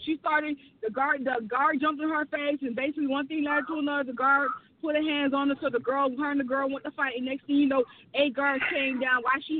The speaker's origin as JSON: {"language": "English", "region": "the South", "country": "United States", "said": "And, you know, I'm from the South, so I say hey to everybody."}